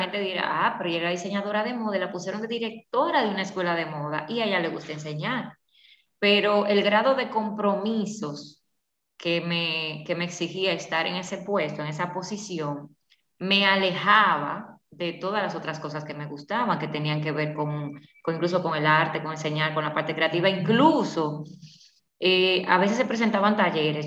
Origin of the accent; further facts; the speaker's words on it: La Vega, Dominican Republic; yo soy de La Vega